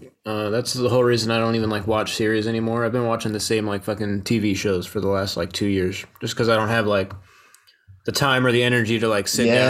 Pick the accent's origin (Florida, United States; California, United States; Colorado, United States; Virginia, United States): Virginia, United States; Winchester; moved away as an adult; now in Philadelphia, United States; So I came up in Northern Virginia in a little town called Winchester. Okay. It's like probably about 30-40 minutes outside of DC on a good day. But in November of 2019, I moved to Philadelphia.